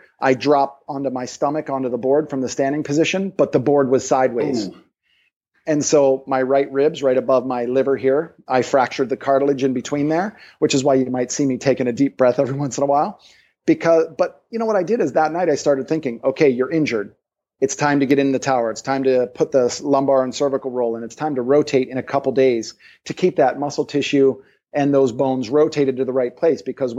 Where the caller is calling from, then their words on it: Maui, Hawaii, United States; So for example, I'm calling you from Maui.